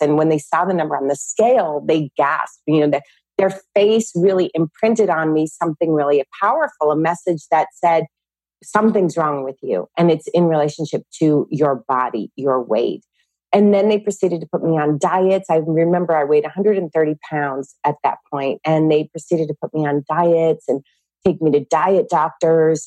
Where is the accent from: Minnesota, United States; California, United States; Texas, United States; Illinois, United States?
California, United States; I grew up in California with 10 brothers and sisters